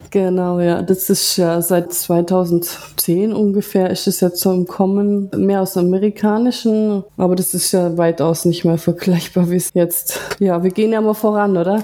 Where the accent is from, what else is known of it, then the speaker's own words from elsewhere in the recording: Ulm, Baden-Württemberg, Germany; Ich bin aus Deutschland, aus Ulm